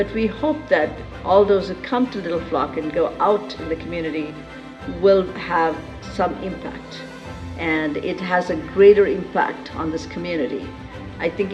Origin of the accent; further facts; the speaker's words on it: India; moved away as an adult; also born or lived in United States; Born and raised in India, went to the United States for education